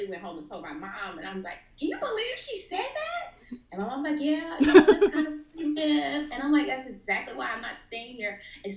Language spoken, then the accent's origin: English; between Florida and Georgia, rural Georgia, United States; That's exactly where I'm from